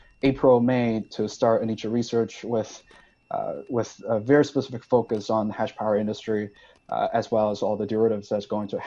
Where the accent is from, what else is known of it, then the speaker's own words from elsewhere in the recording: Sichuan, China; moved away as an adult; also born or lived in Stanford, United States / New York, United States; now in United States; I'm from Sichuan. I was born and raised there. I spent the first 19 years of my life in Sichuan.